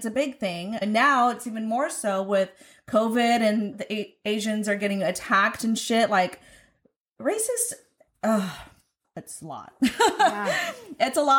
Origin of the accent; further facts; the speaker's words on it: California, United States; I tell them I'm from California.